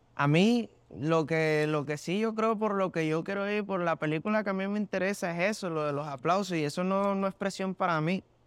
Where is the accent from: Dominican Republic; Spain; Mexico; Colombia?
Colombia; Barranquilla, Atlántico; also born or lived in Maracay, Venezuela; yo me crié en, en, Maracay, Venezuela, como hasta los nueve años, que fue que ya me fui para mi ciudad natal, que es Barranquilla, yo nací en Barranquilla